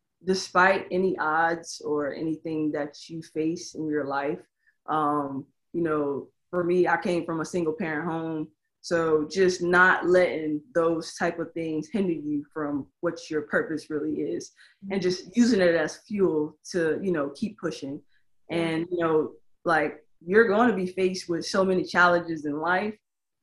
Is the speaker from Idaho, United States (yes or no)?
no; Tampa, Florida, United States; I am from Tampa.